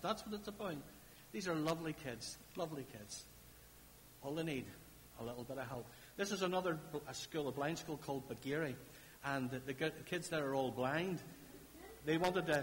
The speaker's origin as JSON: {"language": "English", "town": "Larne", "region": "Northern Ireland", "country": "United Kingdom", "said": "I'm from Larne. We talk about foots down in Larne"}